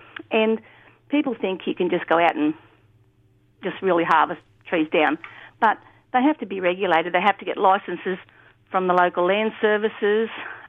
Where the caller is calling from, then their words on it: Grafton, New South Wales, Australia; I'm ringing from Grafton.